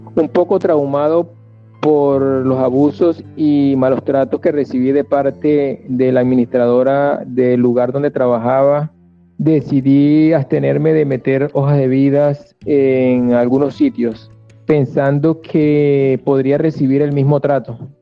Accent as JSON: {"language": "Spanish", "country": "Venezuela", "also_born_or_lived": "Yopal / Boyacá", "moved": "as an adult", "lives_now": "Colombia", "said": "si era venezolano. Al responderles que sí"}